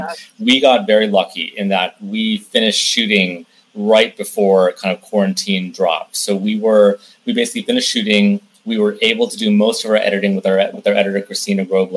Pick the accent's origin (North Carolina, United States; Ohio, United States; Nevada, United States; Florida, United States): North Carolina, United States; Raleigh; moved away as an adult; also born or lived in Nashville, Tennessee; now in California, United States; We were born in Nashville, but we grew up in North Carolina. So I grew up in like Raleigh and went to college at UNC Chapel Hill. So like, yeah, I'm very much a Southern boy